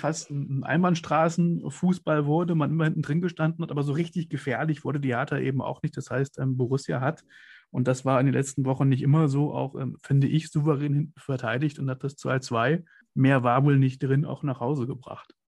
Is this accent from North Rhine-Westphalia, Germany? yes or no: no; Kassel, Hesse, Germany; ich komme nicht gebürtig aus, aus Mönchengladbach, ich komme aus Kassel. Das ist in Nordhessen